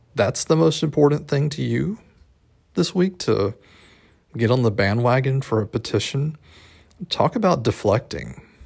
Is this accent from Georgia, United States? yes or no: yes; South Georgia, United States; my hometown in South Georgia